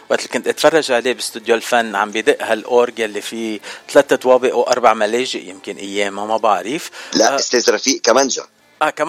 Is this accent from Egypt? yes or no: no; Lebanon; moved away; انه انا جاي من لبنان قبلك بخمس سنين بس رايح زيارات على لبنان